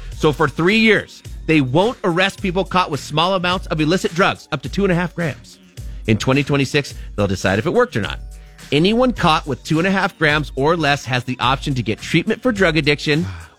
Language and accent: English; Seattle, Washington, United States; Growing up in Seattle